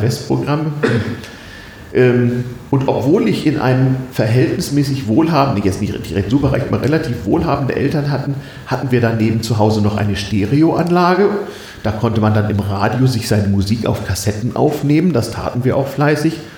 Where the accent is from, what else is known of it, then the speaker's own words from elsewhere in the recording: Germany; als Westdeutscher